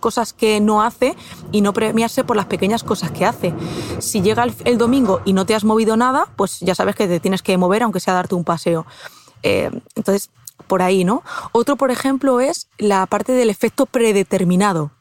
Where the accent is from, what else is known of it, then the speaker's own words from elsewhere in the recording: Castilla-La Mancha, Spain; yo es que soy manchega, soy de Castilla-La Mancha